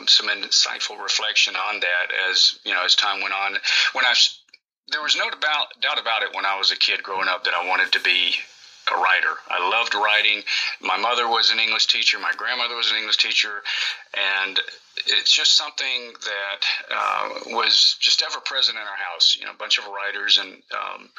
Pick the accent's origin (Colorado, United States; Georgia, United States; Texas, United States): Georgia, United States; also born or lived in Greenville, South Carolina; I was born in Greenville, South Carolina, and I grew up in Georgia